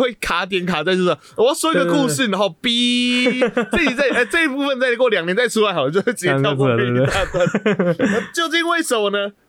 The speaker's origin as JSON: {"language": "Chinese", "town": "Taichung", "country": "Taiwan", "said": "我是台中的哦，是"}